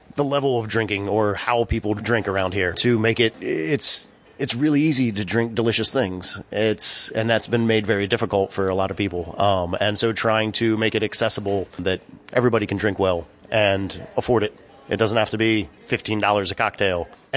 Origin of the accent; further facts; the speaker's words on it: Shenandoah Valley, Virginia, United States; also born or lived in New York City; now in Sullivan County, United States; my hometown in Virginia, in the Shenandoah Valley